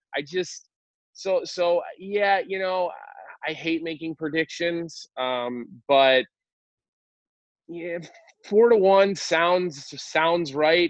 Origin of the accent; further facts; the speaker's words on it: Philadelphia suburbs, Pennsylvania, United States; I'm not going to pretend like I grew up in South Philly, but I did grow up in the suburbs